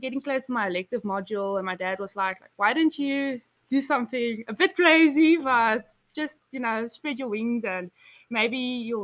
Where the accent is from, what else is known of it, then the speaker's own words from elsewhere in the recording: Betty's Bay, Western Cape, South Africa; I'm from South Africa.